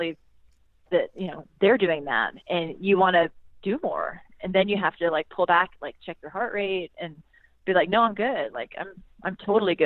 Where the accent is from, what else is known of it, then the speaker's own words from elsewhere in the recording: South Carolina, United States; my hometown in South Carolina